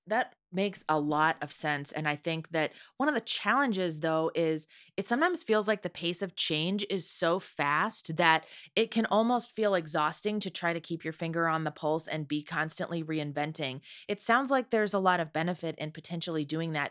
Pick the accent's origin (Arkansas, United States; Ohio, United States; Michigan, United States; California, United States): Ohio, United States; near Toledo; I grew up near Toledo, Ohio